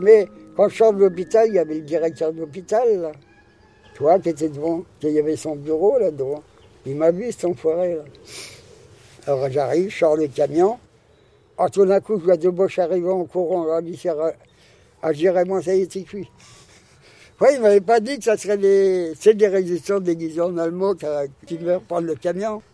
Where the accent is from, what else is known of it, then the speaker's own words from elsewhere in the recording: France; on est français